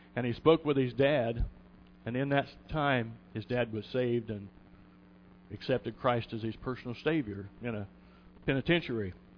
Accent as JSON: {"language": "English", "town": "Kokomo", "region": "Indiana", "country": "United States", "tie": "born or raised there", "said": "I was born and raised on the west side of the tracks"}